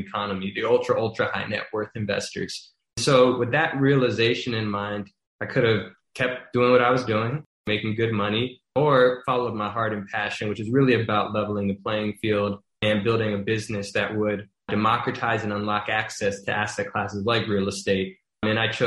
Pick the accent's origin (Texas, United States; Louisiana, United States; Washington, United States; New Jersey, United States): Louisiana, United States; Baton Rouge; moved away as an adult; now in New York City, United States; I'm from Baton Rouge, Louisiana, originally. Didn't grow up around real estate ownership